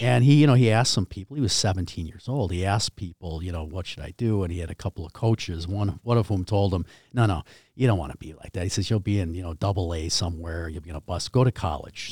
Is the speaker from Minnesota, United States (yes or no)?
yes; New Brighton, Minnesota, United States; also born or lived in Edina, Minnesota; I was in New Brighton. My father was an attorney